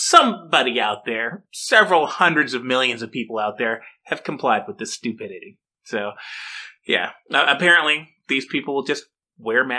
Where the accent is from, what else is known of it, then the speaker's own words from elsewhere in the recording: Michigan, United States; I'm from Michigan